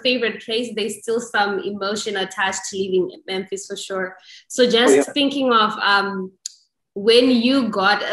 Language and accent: English; Harare, Zimbabwe; I'm from Harare